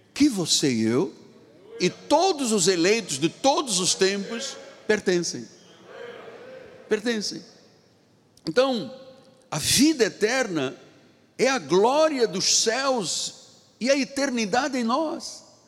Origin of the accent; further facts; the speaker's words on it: Angola; moved away; lá na minha terra em Angola